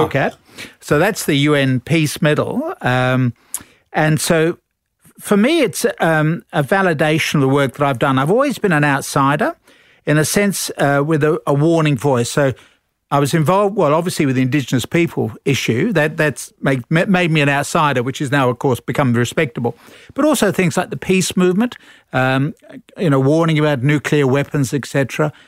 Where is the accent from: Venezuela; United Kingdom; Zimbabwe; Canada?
United Kingdom; London; moved away as an adult; also born or lived in Sussex; now in Australia; Born in London and, uh, grew up in London